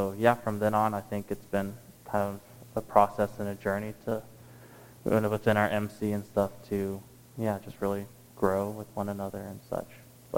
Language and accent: English; Texas, United States; moved away as an adult; We're from Texas